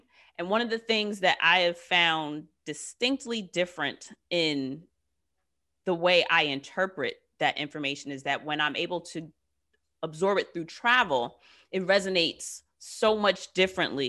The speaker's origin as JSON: {"language": "English", "country": "United States", "tie": "born or raised there", "said": "I too am 35 and have lived here all of my Black ass life."}